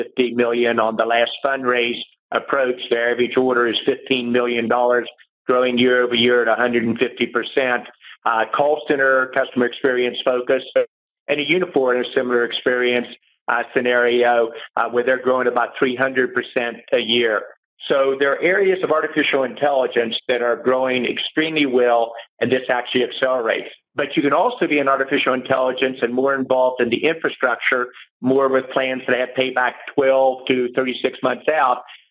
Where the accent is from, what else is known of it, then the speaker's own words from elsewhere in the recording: West Virginia, United States; moved away; my home state of West Virginia